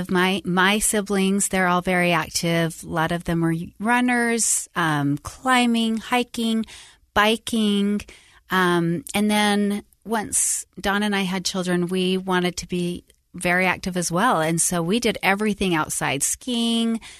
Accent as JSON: {"language": "English", "town": "Salt Lake City", "region": "Utah", "country": "United States", "tie": "born or raised there", "also_born_or_lived": "Tucson, Arizona / Sacramento, California", "moved": "as an adult", "said": "i grew up in utah um born and raised salt lake"}